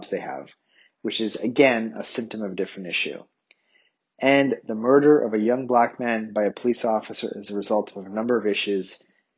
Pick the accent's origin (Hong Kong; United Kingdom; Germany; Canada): Canada; Ottawa, Ontario; moved away; I grew up in Ottawa, Canada's capital city